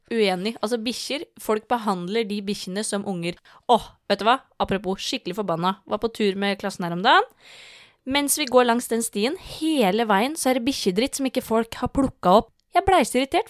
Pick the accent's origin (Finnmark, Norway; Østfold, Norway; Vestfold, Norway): Vestfold, Norway; Tønsberg; vi som er fra Tønsberg